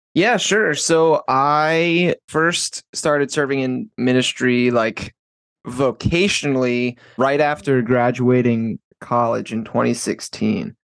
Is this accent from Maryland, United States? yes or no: yes; Baltimore, Maryland, United States; also born or lived in South Florida; I'm from Maryland, uh, Baltimore.